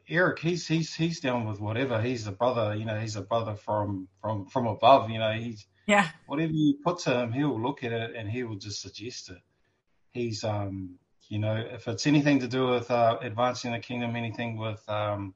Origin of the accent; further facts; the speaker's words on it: Gisborne, New Zealand; our church here in my hometown, Gisborne